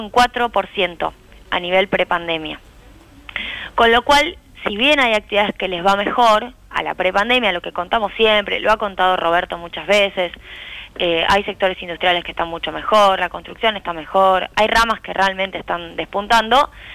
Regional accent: Argentina

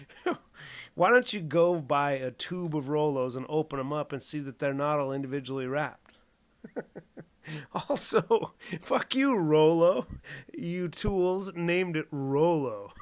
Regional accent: Southern California, United States; My wife and I grew up in Southern California

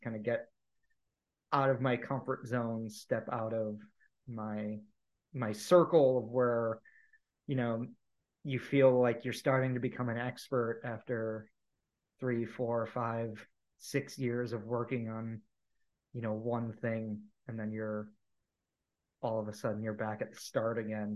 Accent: Ohio, United States; moved away as an adult; also born or lived in Indiana / Southeast US; I was in Indiana at the time and I grew up in Ohio

